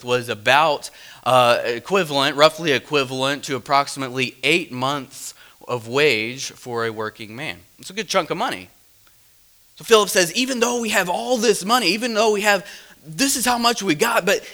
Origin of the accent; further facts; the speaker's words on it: Midwest, United States; I'm from the Midwest